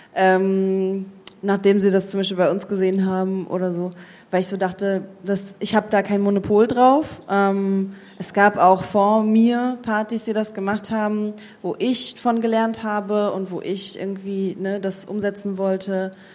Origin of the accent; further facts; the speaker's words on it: Germany; bei uns in Deutschland